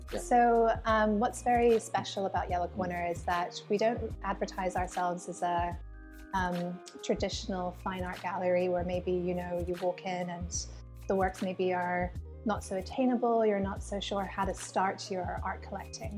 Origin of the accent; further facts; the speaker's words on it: Hong Kong; I'm a British uh, mm. person mm. living here in Hong Kong, but born and raised here